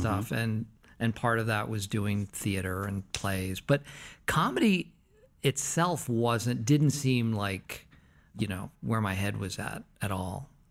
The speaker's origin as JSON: {"language": "English", "town": "Concord", "region": "Massachusetts", "country": "United States", "tie": "born or raised there", "said": "I was born in Concord, Massachusetts."}